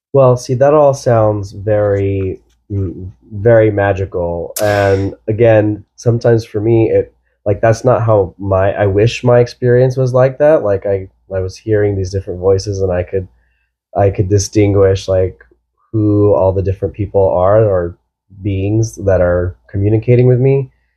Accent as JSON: {"language": "English", "region": "Texas", "country": "United States", "said": "I'm from Texas"}